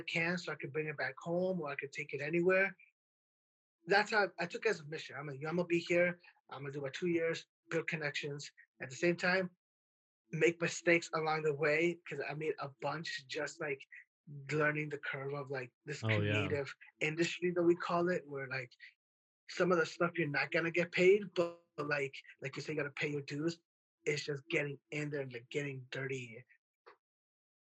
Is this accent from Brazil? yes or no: no; Worthington, Minnesota, United States; I'm from a small town called Worthington, Minnesota, which is southwest Minnesota